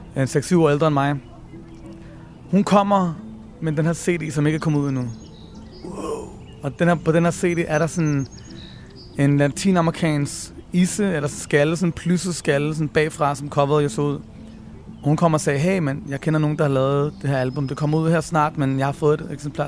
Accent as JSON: {"language": "Danish", "town": "Copenhagen", "region": "Capital Region of Denmark", "country": "Denmark", "tie": "born or raised there", "said": "Jeg voksede op på Nørrebro, hvor jeg stadig bor"}